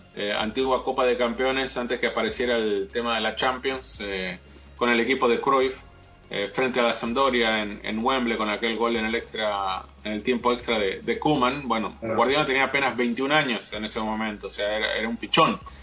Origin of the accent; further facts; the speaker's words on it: Argentina; yo como argentino